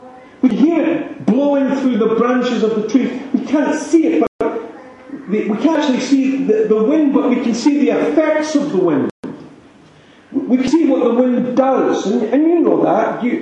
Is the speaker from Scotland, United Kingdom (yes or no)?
yes; Aberlady, Scotland, United Kingdom; So I grew up in Aberlady.